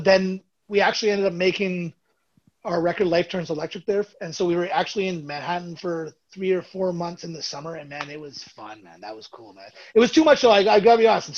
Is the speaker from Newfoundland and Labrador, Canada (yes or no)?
no; Burlington and Toronto, Ontario, Canada; we're Canadian from Burlington and Toronto